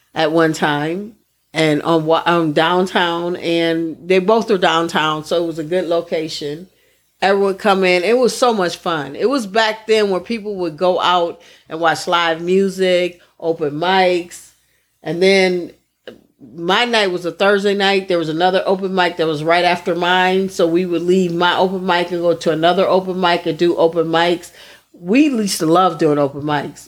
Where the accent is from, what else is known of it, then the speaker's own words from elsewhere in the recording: Midwest, United States; I'm from the Midwest